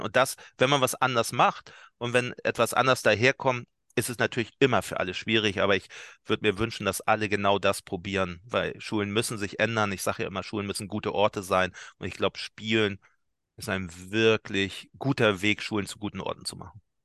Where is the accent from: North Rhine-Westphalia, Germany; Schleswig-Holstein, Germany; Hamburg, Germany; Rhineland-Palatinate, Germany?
Hamburg, Germany; ich bin ja alter Barmbicker hier, äh, so ein Arbeiterstadtteil